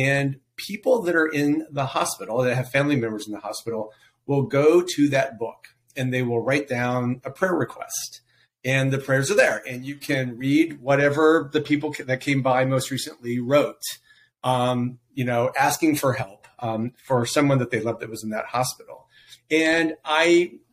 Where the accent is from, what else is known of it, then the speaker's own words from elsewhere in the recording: Missouri, United States; I grew up in Missouri. I grew up in a little town outside of Kansas City